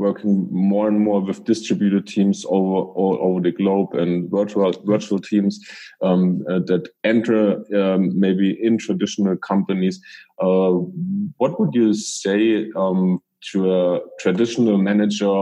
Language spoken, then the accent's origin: English; Germany; English is a second language; we are talking English and we both are Germans